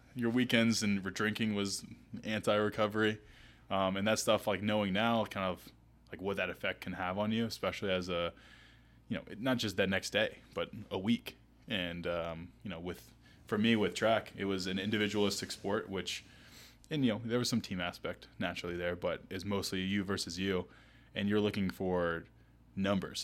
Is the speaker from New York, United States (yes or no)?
no; Asheville, North Carolina, United States; also born or lived in New Orleans, Louisiana; now in Charlotte, United States; I moved when I was seven to Asheville though, so most of the time spent you know, growing up in the mountains